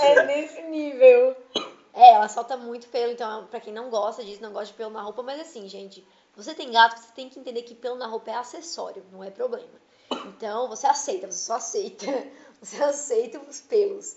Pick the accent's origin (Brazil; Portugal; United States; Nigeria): Brazil; Içara, Santa Catarina; Da minha região ali, que eu sou da Isara